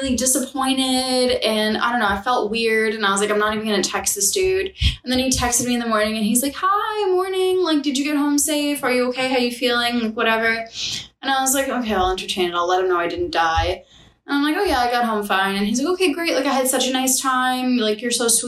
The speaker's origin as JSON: {"language": "English", "region": "New York", "country": "United States", "said": "I'm a New Yorker."}